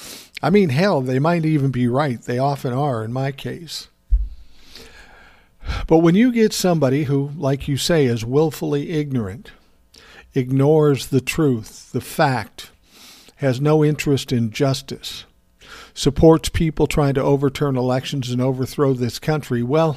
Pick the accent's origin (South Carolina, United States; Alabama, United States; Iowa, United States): Iowa, United States; Des Moines; I was born and raised in Iowa by my mom and her parents. We got a teeny house in Des Moines where my mom still lives.